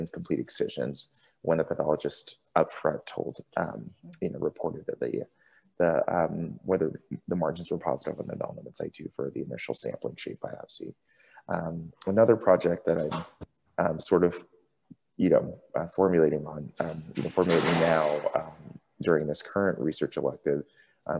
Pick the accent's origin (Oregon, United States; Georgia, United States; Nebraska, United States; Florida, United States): Florida, United States; Tampa; moved away as an adult; now in San Francisco, United States; I grew up in Tampa and went to college at University of South Florida